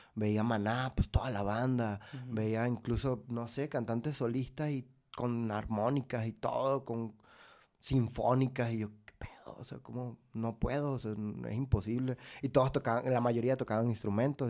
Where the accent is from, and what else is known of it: Venezuela; moved away as an adult; also born or lived in Valencia / Maracay; now in Mexico